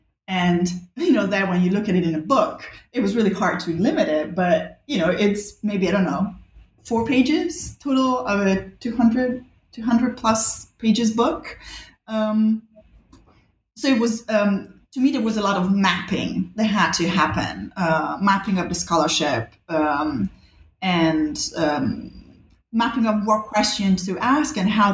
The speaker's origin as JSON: {"language": "English", "town": "Rome", "region": "Lazio", "country": "Italy", "tie": "born or raised there", "also_born_or_lived": "Bali, Indonesia", "said": "I grew up in Rome and in Bali, actually, two places where history is everywhere all the time."}